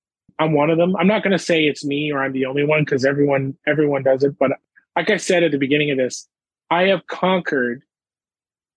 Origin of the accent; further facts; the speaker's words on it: Ottawa, Ontario, Canada; now in Nova Scotia, Canada; my hometown, Ottawa, Ontario